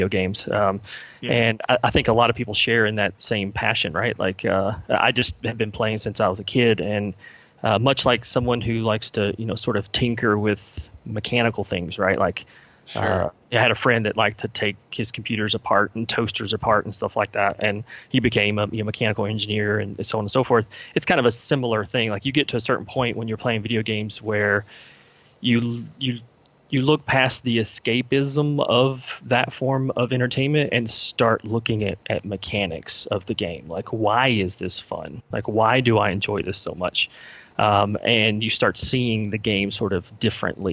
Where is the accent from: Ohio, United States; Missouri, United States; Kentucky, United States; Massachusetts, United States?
Kentucky, United States; So I'm from Kentucky. Born and raised here, still live here currently